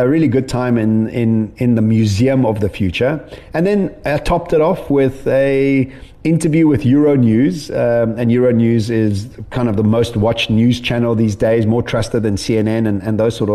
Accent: Edenvale, Gauteng, South Africa; I'm a kid from Edenvale

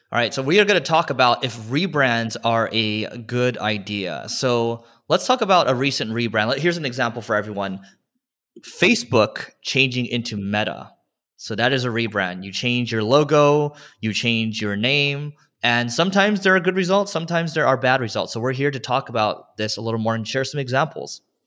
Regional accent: California, United States; we're both from California

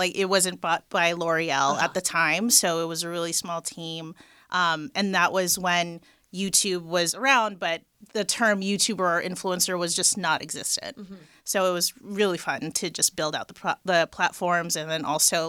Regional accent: Los Angeles, California, United States; and raised in LA, the Valley. I'm very proud to be from the Valley. I don't know why people hate on it, but I'm from the Valley.

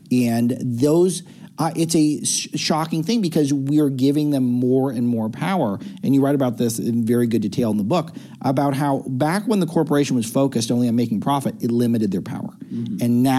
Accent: Los Angeles, California, United States; I come from Hollywood

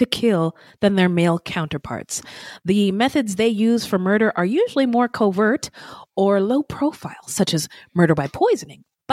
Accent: Bay Area, California, United States; also born or lived in Spokane, Washington; I'm from the Bay Area

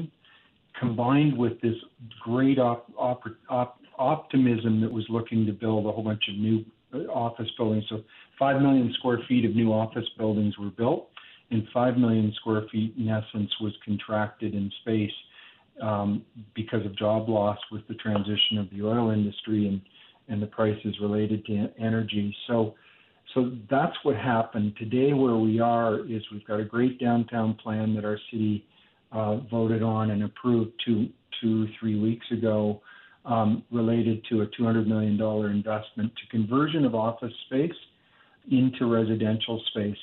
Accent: Eastern Canada, Canada; also born or lived in United States; now in Calgary, Canada; I am a Canadian, wanted to return to Canada after being in the U.S. And I'm from the East

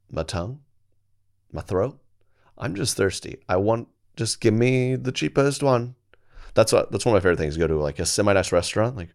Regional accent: Colorado, United States; I'm from Colorado.

